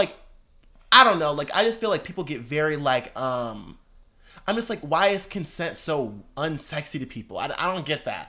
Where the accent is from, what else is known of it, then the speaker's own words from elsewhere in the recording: the North, United States; See, and I'm from the North, and I've never heard